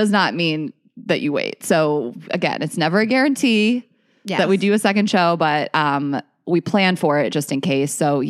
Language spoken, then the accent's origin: English; Delaware, United States; moved away; I'm not from Philly, obviously I'm from Delaware, but like very close to Philly. That's my home city.